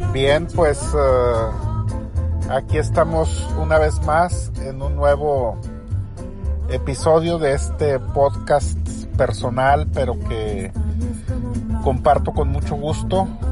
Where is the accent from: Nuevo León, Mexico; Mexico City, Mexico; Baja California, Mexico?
Nuevo León, Mexico; Monterrey; Monterrey, mi ciudad natal